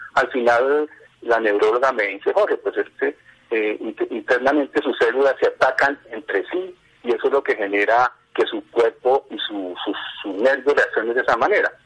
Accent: Bogotá, Colombia; moved away as an adult; now in Cota, Colombia; mi infancia se desarrolló en Bogotá, en este momento, vivo en el municipio de Cota, aproximadamente hace unos 35 años.

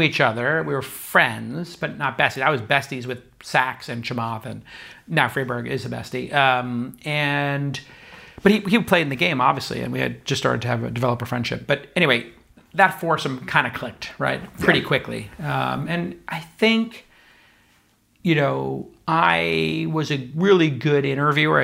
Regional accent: New York City, New York, United States; now in San Francisco, United States; growing up in New York

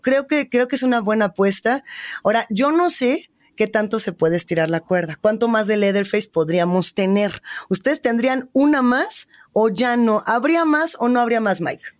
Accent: Mexico; como centroamericanos, latinoamericanos, como mexicanos

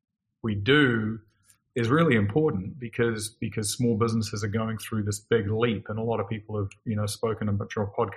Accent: New Zealand; I grew up in New Zealand

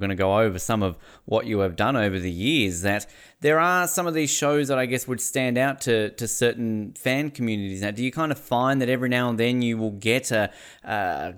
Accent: Tasmania, Australia; my home state of Tasmania

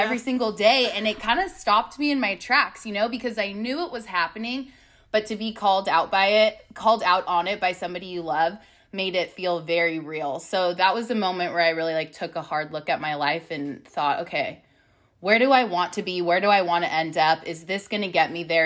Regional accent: Long Beach, California, United States; moved away as an adult; now in Austin, United States; I am from Long Beach, California. But my husband, Dog, and I moved to Austin, Texas about six months ago

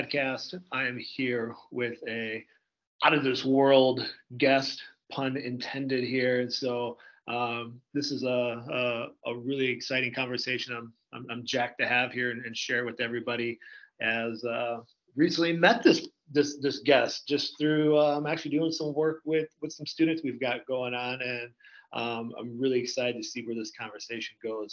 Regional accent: Indiana, United States; now in Iowa, United States; I grew up in Indiana

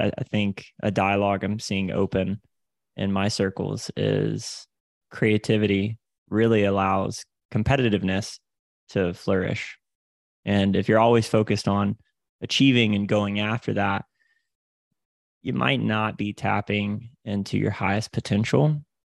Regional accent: Panama City, Florida, United States; originally from the Panhandle of Florida, so I'm from Panama City, Florida

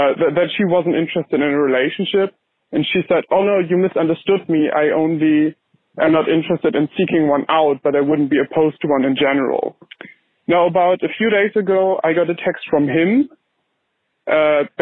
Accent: Germany; moved away as an adult; now in United Kingdom; I'm 19, I'm from Germany

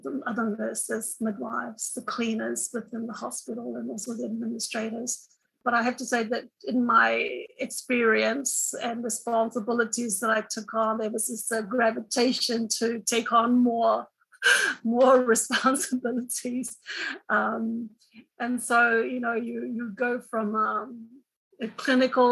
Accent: Cook Islands; also born or lived in New Zealand; I come from the Cook Islands, little paradise in the Pacific Ocean.

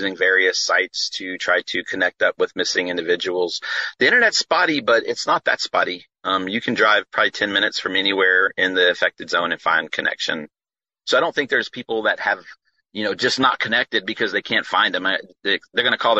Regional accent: Louisiana, United States; we're from Louisiana

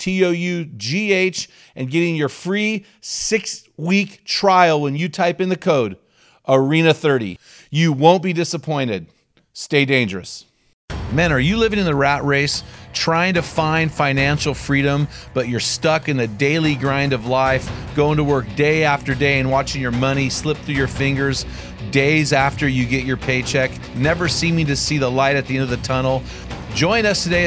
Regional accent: McMinnville, Oregon, United States; my hometown of McMinnville, Oregon

